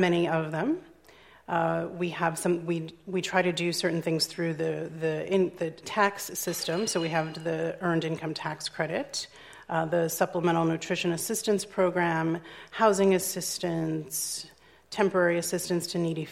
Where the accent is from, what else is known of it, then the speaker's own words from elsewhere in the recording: Chicago, Illinois, United States; my hometown of Chicago